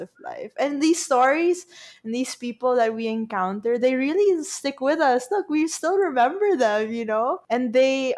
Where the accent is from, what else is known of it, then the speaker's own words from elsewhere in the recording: Philippines; I'm from the Philippines